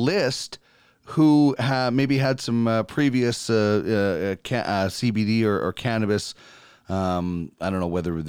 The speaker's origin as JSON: {"language": "English", "region": "Manitoba", "country": "Canada", "also_born_or_lived": "northern Alberta", "moved": "yes", "lives_now": "Alberta, Canada", "said": "I'm from Manitoba"}